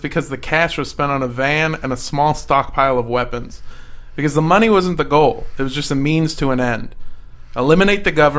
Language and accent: English; Iowa, United States; I'm from Iowa, right? So people move here to, like, get away from the crime, but, like, we actually have a lot of crime.